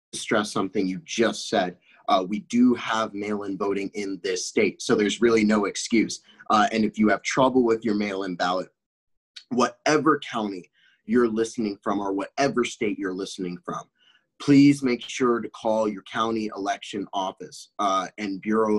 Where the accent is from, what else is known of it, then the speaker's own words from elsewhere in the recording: Czechia; also born or lived in France; I grew up in Europe. I grew up in the Czech Republic. I lived in the Czech Republic for a while, and I also lived in France for a while.